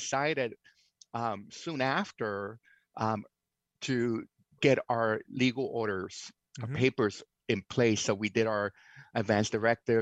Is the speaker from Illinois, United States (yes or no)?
no; New York City, New York, United States; moved away as an adult; also born or lived in Seattle area, Washington; now in Whidbey Island, United States; I was born in New York City, actually in Alphabet City, down in the Lower East Side of Manhattan.